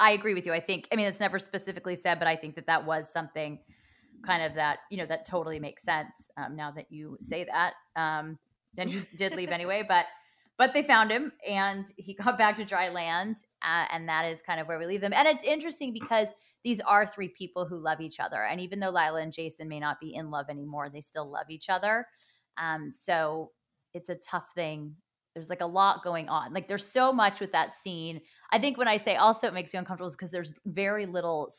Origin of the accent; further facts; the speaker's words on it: Los Angeles, California, United States; my hometown